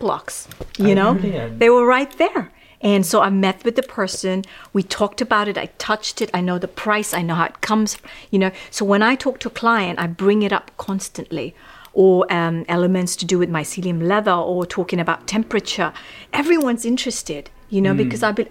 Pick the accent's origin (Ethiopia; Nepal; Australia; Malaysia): Nepal; Kathmandu, Bagmati; also born or lived in Los Angeles, United States; now in London, United Kingdom; I was raised in Kathmandu.